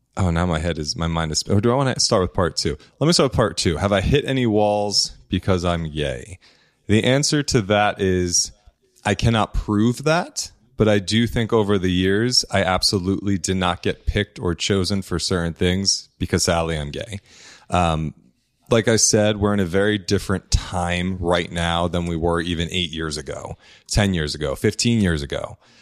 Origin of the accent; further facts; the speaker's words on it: New Jersey, United States; I grew up in New Jersey. I'm an Italian boy, Italian family.